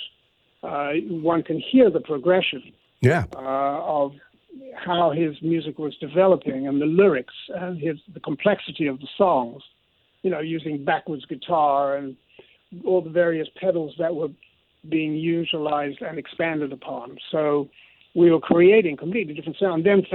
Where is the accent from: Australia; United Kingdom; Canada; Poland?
United Kingdom; London; moved away as an adult; also born or lived in New York City, United States / Los Angeles, United States; So I feel like I'm a New Yorker also with that London blood